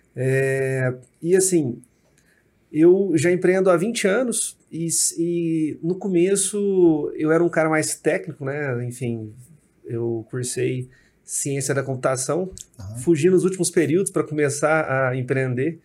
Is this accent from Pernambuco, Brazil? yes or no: no; Uberlândia, Minas Gerais, Brazil; Eu sou de Uberlândia